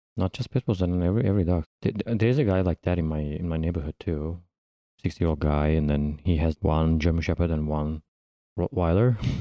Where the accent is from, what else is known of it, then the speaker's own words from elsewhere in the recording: İzmir, Turkey; moved away as an adult; now in New York, United States; I'm from Izmir, Izmir's mm. kind of like California here